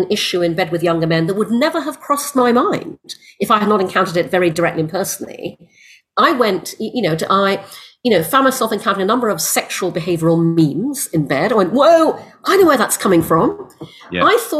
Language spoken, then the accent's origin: English; Brunei; also born or lived in United Kingdom; I was born in the UK. I'm half English, half Chinese. My father was English. My mother's Malaysian Chinese. We moved to Brunei when I was six because my father got a job there. I grew up in Brunei